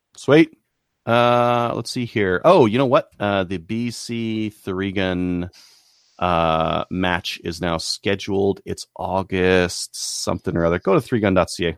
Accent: Canada; as a Canadian

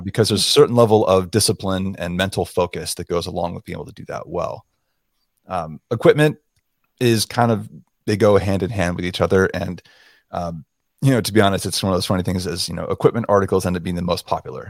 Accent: South Florida, United States; moved away; also born or lived in Montana; I was born and raised in South Florida

